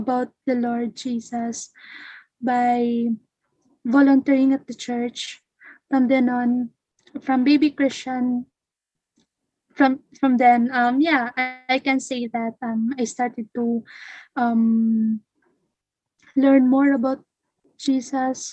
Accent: Philippines; I am from the Philippines

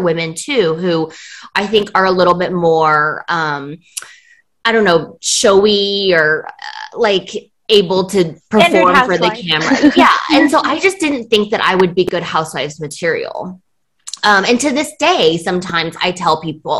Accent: Beijing, China; I was born in Beijing in 1984

